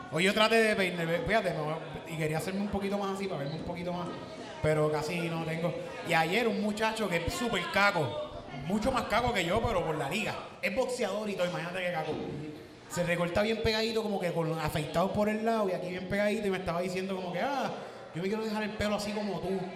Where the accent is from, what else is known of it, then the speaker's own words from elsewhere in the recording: Puerto Rico; moved away as an adult; Pues yo un tiempo viviendo fuera de Puerto Rico. Después de un par de años volví acá